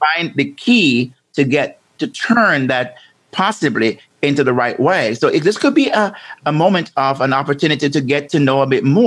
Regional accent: Jamaica; I'm from Jamaica, as and growing up there

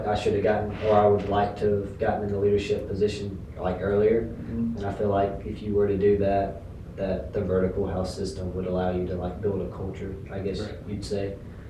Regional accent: Rome, Georgia, United States; growing up in Rome.

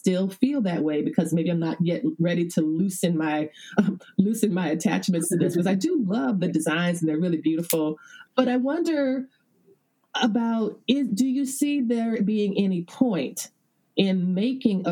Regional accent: the American South, United States; I live in the South, I'm a Southerner

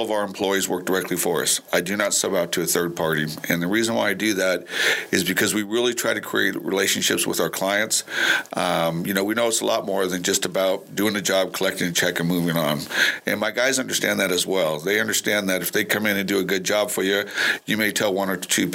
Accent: Southern California, United States; moved away as an adult; So I'm originally from Southern California. I moved out here in 1995.

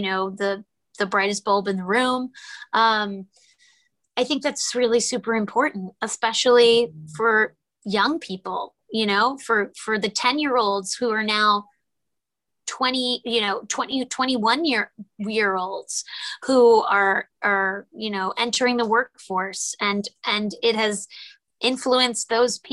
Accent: New York, United States; I'm a New Yorker

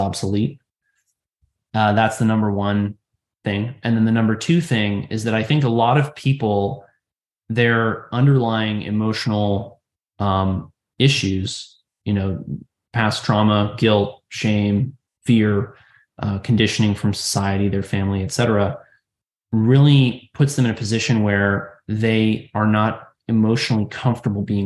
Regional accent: Virginia, United States; also born or lived in New York City, New York; I'm originally from New York City and then I moved to Virginia as a child

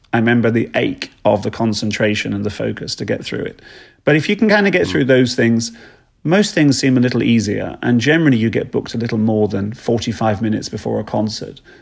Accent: East Sussex, South East England, United Kingdom; I was raised down in East Sussex in England

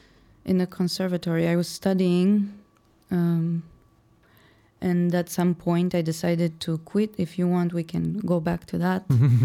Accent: Moldova; English is a second language; now in Chicago, United States; Moldova. {S1} Okay. {S2} Republic of Moldova.

